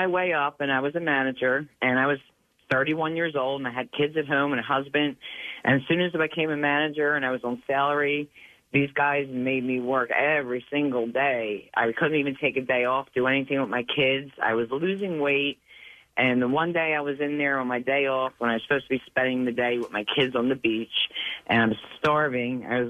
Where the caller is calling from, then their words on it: Jacksonville, Florida, United States; I'm calling from Jacksonville, Florida.